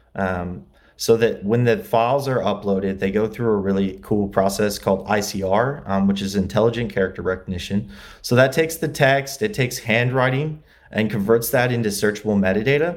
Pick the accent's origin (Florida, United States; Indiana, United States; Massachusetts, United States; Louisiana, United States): Indiana, United States; LaGrange; moved away as an adult; also born or lived in Muncie, Indiana; now in Los Angeles, United States; I grew up in Indiana, LaGrange, Indiana. It's near South Bend